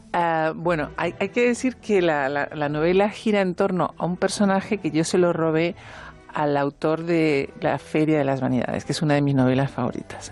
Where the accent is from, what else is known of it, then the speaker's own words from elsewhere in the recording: Uruguay; now in Spain; soy uruguaya